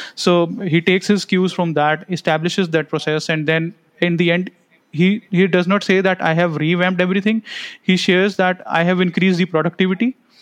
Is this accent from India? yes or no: yes; India; being an Indian parent